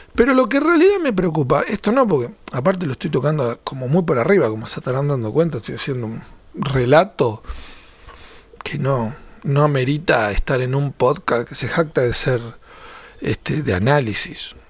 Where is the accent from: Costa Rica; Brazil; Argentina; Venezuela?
Argentina; como argentino me encantaba